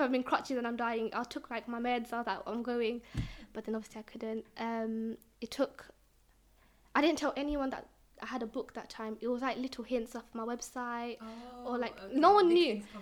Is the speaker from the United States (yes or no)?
no; London, United Kingdom; I'm from East London.